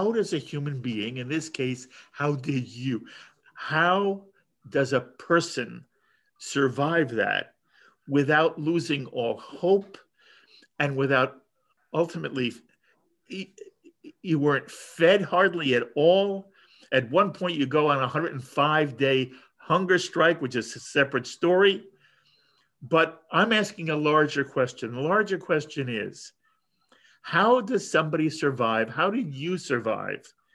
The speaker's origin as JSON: {"language": "English", "country": "United States", "said": "I'm an American Jew"}